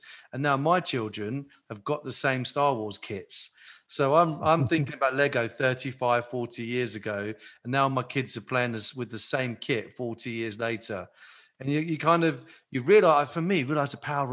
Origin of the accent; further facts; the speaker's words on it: Maidstone, South East England, United Kingdom; I'm from Maidstone